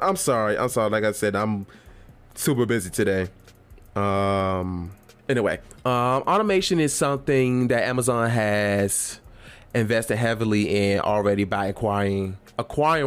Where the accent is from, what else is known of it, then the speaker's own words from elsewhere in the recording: Virginia, United States; my home state of Virginia